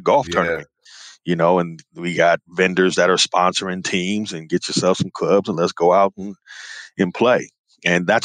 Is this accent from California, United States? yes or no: yes; Northern California, United States; also born or lived in Memphis, Tennessee; I was born in Memphis, Tennessee, but my parents moved us out to the suburbs in Northern California when I was a baby